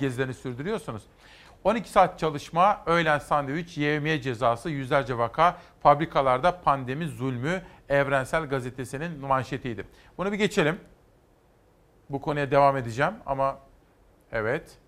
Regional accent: Kütahya, Turkey; benim de memleketim Kütahya'daydınız

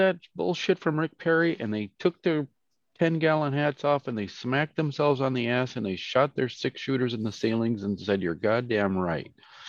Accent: Stuttgart, Baden-Württemberg, Germany; born there; I was born in Stuttgart, by the way.

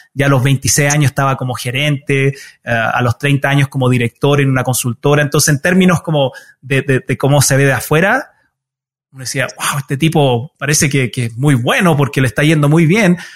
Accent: Utah, United States; first language Spanish; also born or lived in Chile; me crié en los Estados Unidos

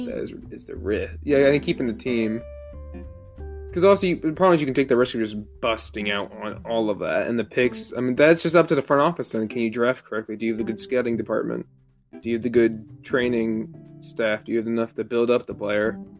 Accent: Chicago, Illinois, United States; I grew up in Chicago

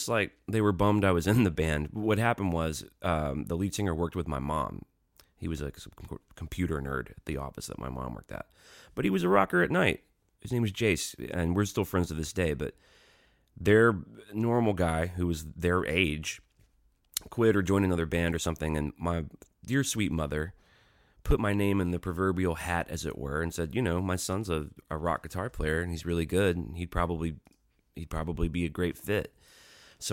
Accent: Pelham, Alabama, United States; I grew up in Pelham, Alabama, which is a suburb of Birmingham, about 20 minutes south of town.

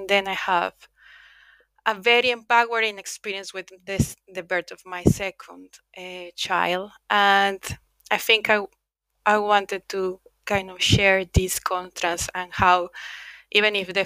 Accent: Mexico; moved away as an adult; also born or lived in United Kingdom; now in Finland; I'm originally from Mexico, but I left Mexico when I was 24 years old

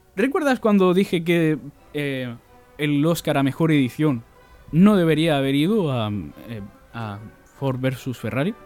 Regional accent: Region of Murcia, Spain; tú y yo no solo somos españoles, además somos murcianos.

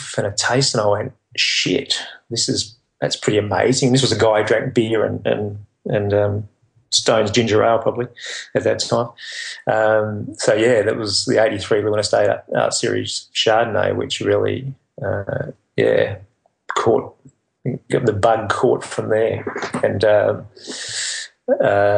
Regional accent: Albany, Western Australia, Australia; moved away as an adult; now in Margaret River, Australia; I come from Albany down on the south coast of Western Australia, and I moved to Margaret River following work and other things when I was a young bloke.

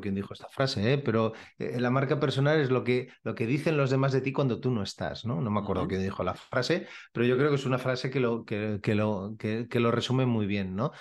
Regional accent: Badalona, Catalonia, Spain; soy de Badalona

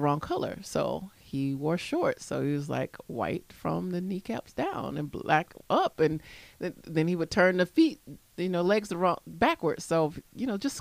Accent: Florida, United States; I grew up right in Florida when they stopped burying people in your own yard

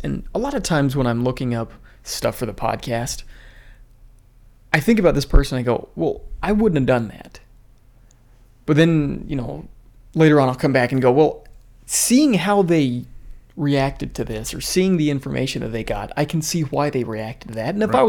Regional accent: New York, United States; Which I kind of think back in New York in the day, didn't everybody get bullied? Isn't New York kind of like, we're from New York, we're tough?

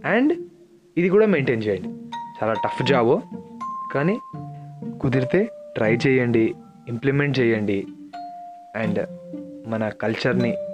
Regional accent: India; మనం పుట్టి పెరిగింది ఇక్కడే కదా

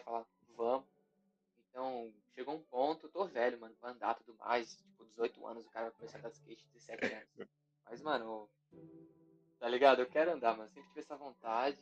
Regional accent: Guarulhos, São Paulo, Brazil; now in São Bernardo do Campo, Brazil; morei minha vida inteira em Guarulhos, só esse ano que eu me mudei

